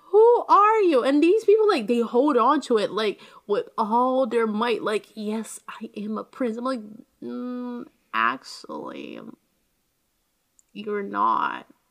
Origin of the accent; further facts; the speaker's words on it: Brazil; my hometown, Brazil